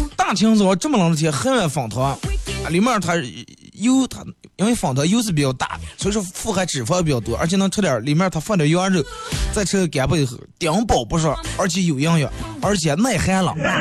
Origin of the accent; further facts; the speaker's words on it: Bayannur, Inner Mongolia, China; 身为一个地道的把门人